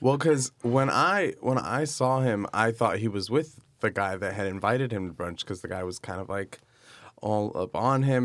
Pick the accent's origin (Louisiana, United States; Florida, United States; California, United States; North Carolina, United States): Florida, United States; Miami; moved away as an adult; also born or lived in New York City; now in Los Angeles, United States; I am originally from Miami, Florida, and I moved to New York about seven years ago, spent six years in New York, and now I live in Los Angeles